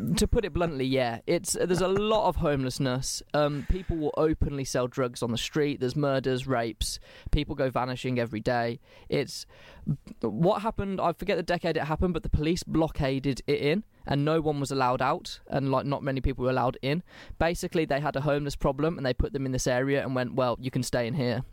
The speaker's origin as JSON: {"language": "English", "region": "England", "country": "United Kingdom", "said": "I'm English"}